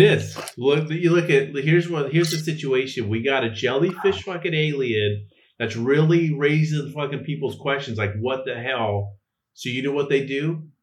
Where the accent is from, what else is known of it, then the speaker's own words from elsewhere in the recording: California, United States; I'm from California